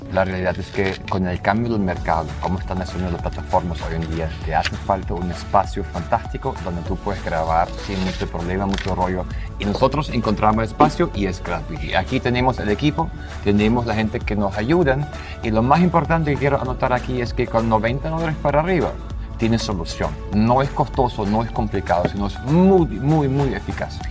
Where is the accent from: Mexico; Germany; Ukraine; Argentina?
Germany; como alemán